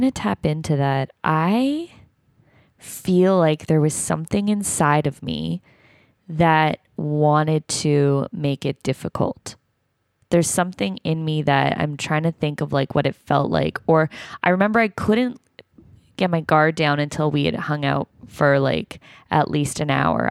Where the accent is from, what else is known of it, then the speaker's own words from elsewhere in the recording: Toronto, Ontario, Canada; I'm from Toronto, and he lived there up until I was in, like, grade five